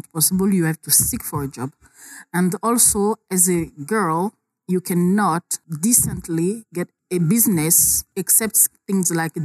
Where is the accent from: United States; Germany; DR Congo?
DR Congo; Kisangani, Tshopo; I'm from Kisangani, a small town